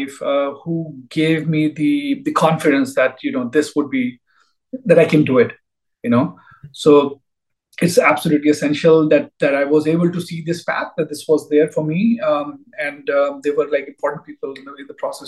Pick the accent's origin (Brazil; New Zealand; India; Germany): India; moved away as an adult; I grew up in India. Did my PhD back there